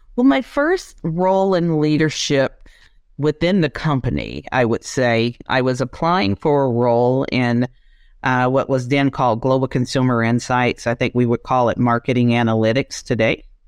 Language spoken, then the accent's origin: English; South Georgia, United States; also born or lived in Japan / China / Thailand; I am from Georgia. born and raised, uh, South Georgia, small town with only five thousand people